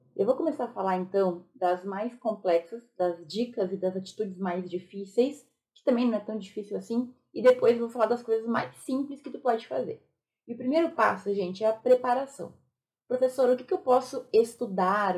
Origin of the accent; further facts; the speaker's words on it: Rio Grande do Sul, Brazil; Eu sou gaúcha